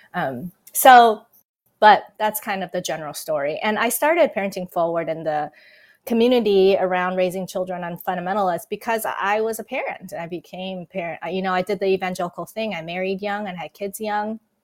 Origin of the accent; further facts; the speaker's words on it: Taiwan; moved away; I was born and raised in Taiwan, and yes, I grew up in an irreligious home.